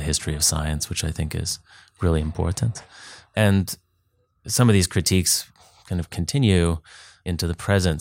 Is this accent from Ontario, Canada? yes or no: no; Duncan, British Columbia, Canada; moved away as an adult; also born or lived in Vancouver / Texas / New England; I grew up on Vancouver Island, lived in Vancouver for ten years, and then moved to the States, Texas, New England.